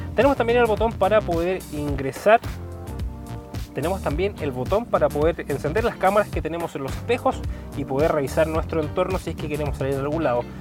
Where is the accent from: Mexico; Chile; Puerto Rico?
Chile